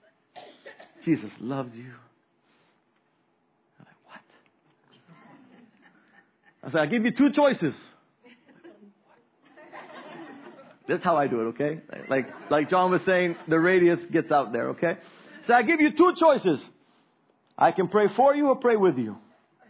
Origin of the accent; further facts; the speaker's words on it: Roatán, Bay Islands, Honduras; Roatan is the hardest place for me. It's my hometown